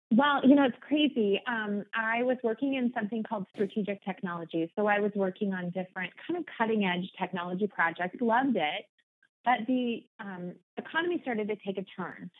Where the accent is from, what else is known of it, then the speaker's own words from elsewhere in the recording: Omaha, Nebraska, United States; moved away as an adult; now in Portland, United States; born and bred in Omaha, Nebraska, so I'm a Midwest girl at heart